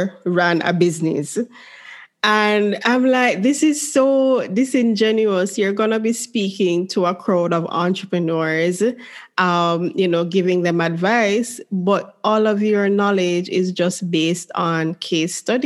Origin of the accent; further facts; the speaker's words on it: Jamaica; the environment that I grew up in, because as a Jamaican